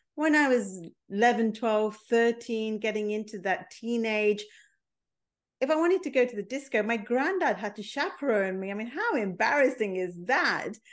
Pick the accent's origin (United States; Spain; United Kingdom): United Kingdom; England; also born or lived in Mombasa, Kenya; I was born in Kenya. I was five months old when my parents left Mombasa and came to England